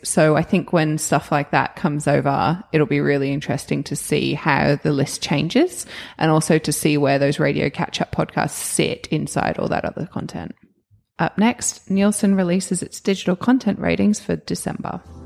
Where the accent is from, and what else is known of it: Australia